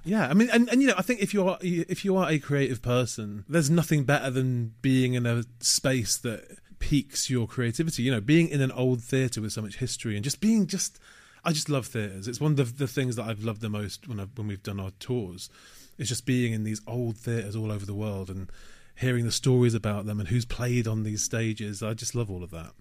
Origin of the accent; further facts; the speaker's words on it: Manchester, North West England, United Kingdom; moved away as an adult; also born or lived in Leeds; now in London, United Kingdom; I had a great childhood growing up in Manchester.